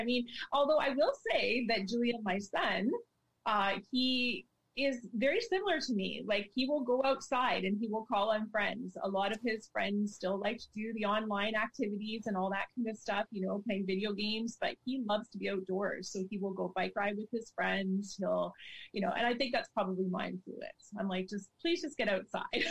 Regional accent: Ontario, Canada; now in British Columbia, Canada; I'm from Ontario. And so like you, Gabby, just used to snow, right? Like snow. And so when I moved to BC

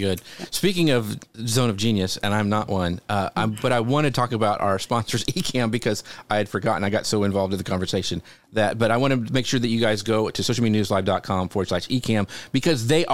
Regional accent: Kansas, United States; I grew up in Kansas.

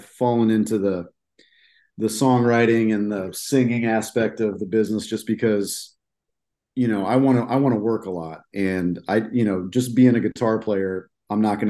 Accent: Des Moines, Iowa, United States; I'm from Central Iowa here. I was born and raised in Des Moines.

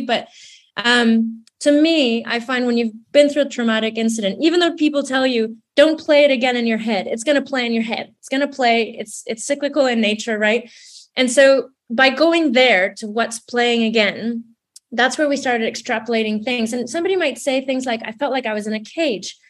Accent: Mexico; now in London, United Kingdom; growing up in Mexico, I, I grew up in a bit of a hybrid space because my dad's British Canadian.

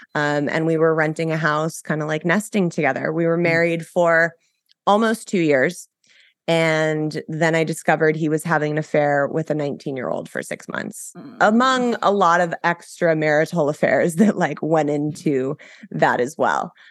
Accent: Los Angeles, California, United States; so I grew up in Los Angeles. I was born and raised here.

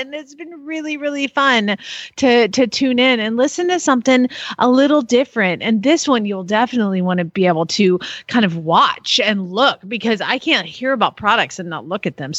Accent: the South, United States; I'm from the South

